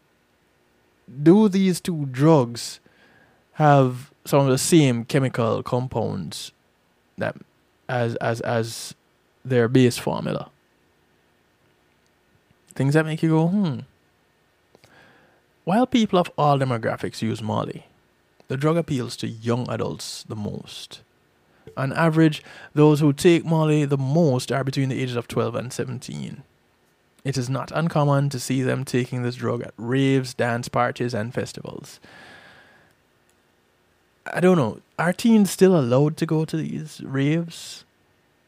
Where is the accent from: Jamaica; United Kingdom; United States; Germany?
Jamaica; moved away; I didn't have that experience growing up in Jamaica.